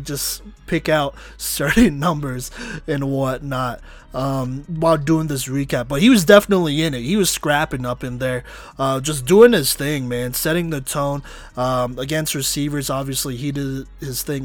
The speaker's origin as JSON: {"language": "English", "town": "Colorado Springs", "region": "Colorado", "country": "United States", "tie": "born or raised there", "said": "I'm from the Springs. Like, I played high school ball in the Springs. I went to high school in the Springs."}